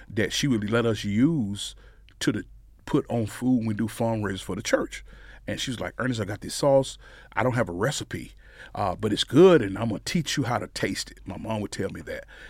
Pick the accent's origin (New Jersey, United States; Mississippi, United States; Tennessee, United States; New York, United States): Mississippi, United States; Amory; moved away as an adult; now in Frisco, United States; I was raised in Amory. Um, there my whole life